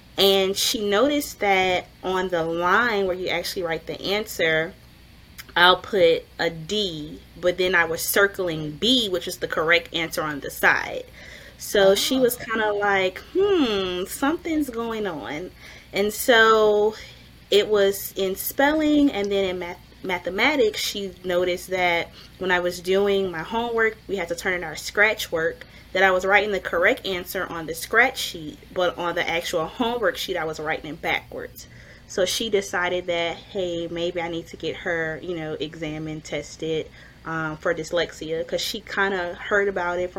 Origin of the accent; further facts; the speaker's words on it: Louisiana, United States; we're from Louisiana, so we love the crawfish